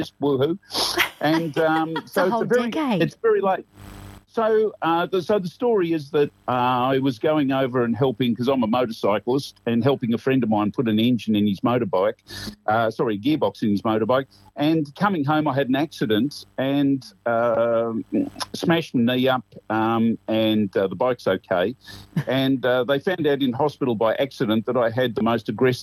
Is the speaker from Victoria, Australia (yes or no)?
yes; Camberwell, Victoria, Australia; I grew up in Camberwell, where I'm working at the moment